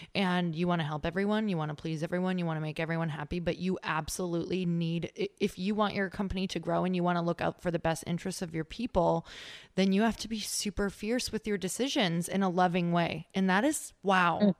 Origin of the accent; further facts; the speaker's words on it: Midwest, United States; moved away; we're from the Midwest, my husband